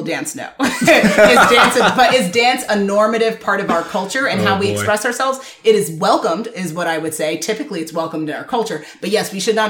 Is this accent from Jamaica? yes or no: yes; Jamaica; I'm Jamaican